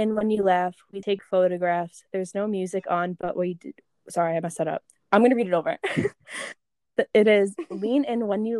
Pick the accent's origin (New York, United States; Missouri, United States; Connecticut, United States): New York, United States; Long Island; accent: Long Island; my Long Island accent is like coming out when I read that.